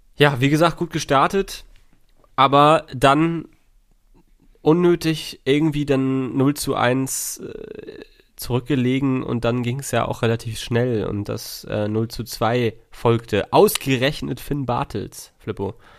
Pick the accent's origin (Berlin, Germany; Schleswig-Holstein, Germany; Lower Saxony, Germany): Schleswig-Holstein, Germany; als Schleswig-Holsteiner